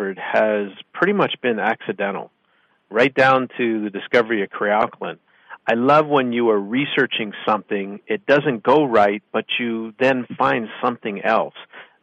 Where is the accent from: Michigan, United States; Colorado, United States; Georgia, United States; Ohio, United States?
Ohio, United States; Lorain; moved away; my hometown, Lorain, and visit my high school